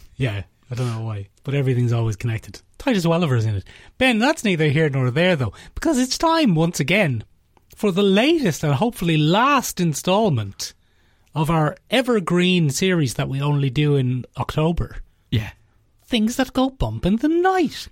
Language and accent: English; Ireland; We're all Irish